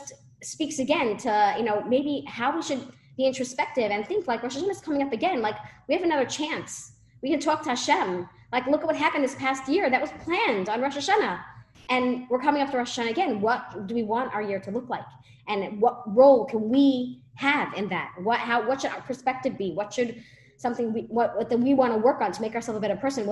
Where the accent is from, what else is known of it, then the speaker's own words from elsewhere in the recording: New York City, New York, United States; moved away; I grew up in Brooklyn, okay? I lived there for 20 years